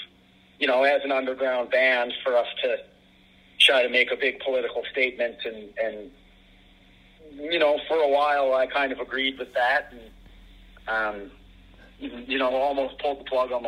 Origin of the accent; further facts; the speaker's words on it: Canada; growing up in Canada